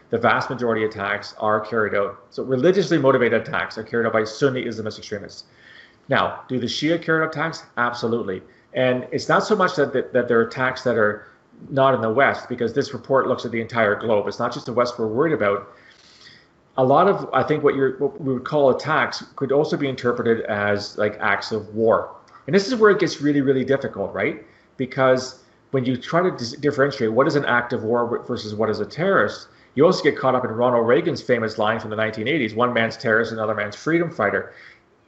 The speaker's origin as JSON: {"language": "English", "country": "Canada", "said": "I'm Canadian"}